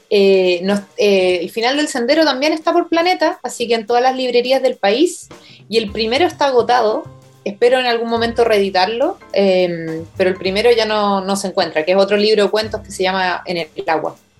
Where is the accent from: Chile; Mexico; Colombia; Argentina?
Chile; nuestra herencia como chilenos